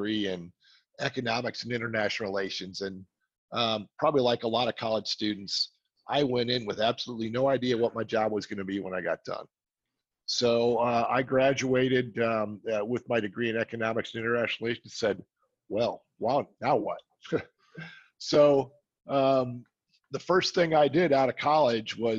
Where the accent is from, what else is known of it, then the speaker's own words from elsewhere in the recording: Milwaukee, Wisconsin, United States; moved away as an adult; also born or lived in Atlanta / Florida; now in Texas, United States; I'm from Wisconsin originally, in the Milwaukee area, and spent my first 30 years in Wisconsin